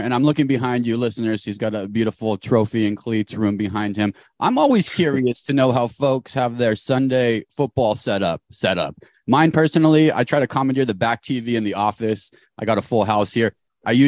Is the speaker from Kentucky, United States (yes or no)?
no; Arizona, United States; now in Hawaii, United States; We grew up in Arizona